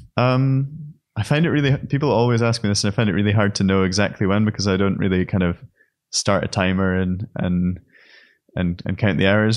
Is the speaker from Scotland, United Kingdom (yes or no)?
yes; Scotland, United Kingdom; moved away as an adult; also born or lived in Aberdeen; now in Berlin, Germany; I'm a painter from Scotland, based in Berlin